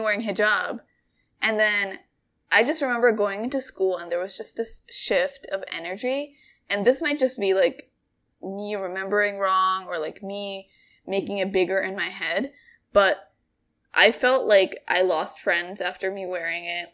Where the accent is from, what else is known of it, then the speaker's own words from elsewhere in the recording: Bangladesh; moved away; Bangladesh, 'cause that's where I'm from.